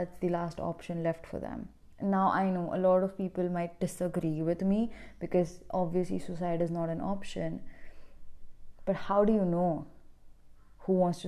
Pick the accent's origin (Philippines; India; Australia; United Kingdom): India; I'm from India